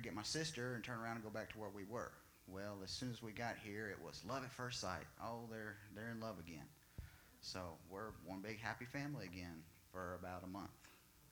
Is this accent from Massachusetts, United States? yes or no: no; Enid, Oklahoma, United States; I was born in Enid, Oklahoma, 1982, December 29th, middle of winter.